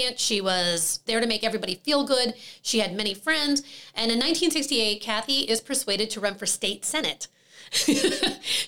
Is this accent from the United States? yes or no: yes; New Jersey, United States; I am from New Jersey